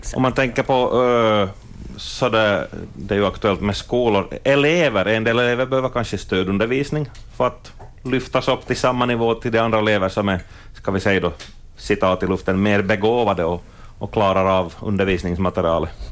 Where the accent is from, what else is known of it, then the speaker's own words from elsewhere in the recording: Ostrobothnia, Finland; vi är österbottningar